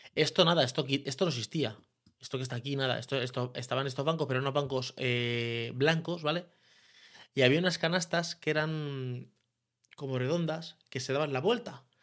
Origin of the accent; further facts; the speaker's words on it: Leganés, Community of Madrid, Spain; soy de San Nicasio puro y duro